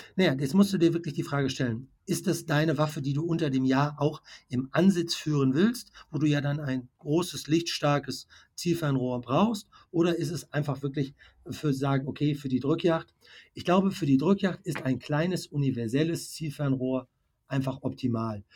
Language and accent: German; Bergisches Land, Sauerland, North Rhine-Westphalia, Germany; ich komme ja hier aus dem Bereich Bergisches Land, Sauerland